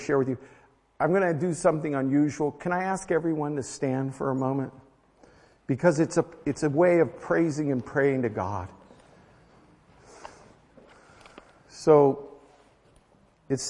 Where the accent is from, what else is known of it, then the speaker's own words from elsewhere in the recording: United States; I'm American